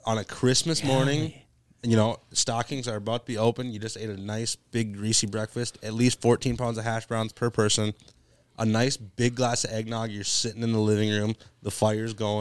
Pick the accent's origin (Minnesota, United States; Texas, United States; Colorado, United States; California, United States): Minnesota, United States; Mora; also born or lived in Pine City, Minnesota; I'm from Mora